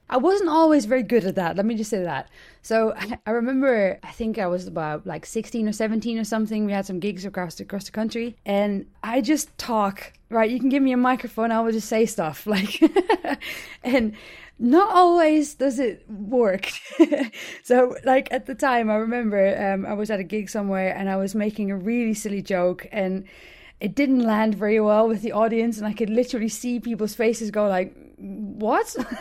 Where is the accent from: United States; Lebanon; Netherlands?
Netherlands; Hilversum, North Holland; my hometown of, uh, Hilversum, Nord-Holland